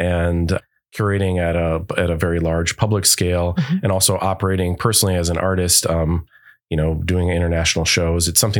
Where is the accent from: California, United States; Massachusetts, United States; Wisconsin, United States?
Wisconsin, United States; Wauwatosa; also born or lived in Milwaukee; Yeah, I have to say, like growing up in Wauwatosa and in Milwaukee my whole life, I didn't really realize that there weren't models of artists